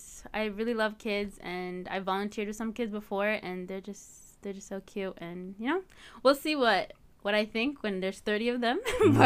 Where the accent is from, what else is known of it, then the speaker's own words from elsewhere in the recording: Edmonton, Alberta, Canada; So my family's from Eritrea, but I was born and raised here. All my siblings and I were born and raised here in Edmonton.